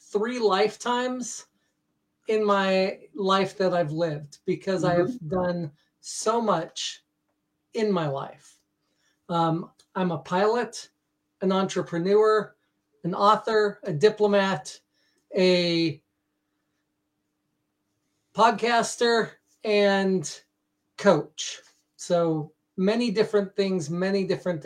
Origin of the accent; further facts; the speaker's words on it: United States; moved away as an adult; now in Norway; I come from the United States.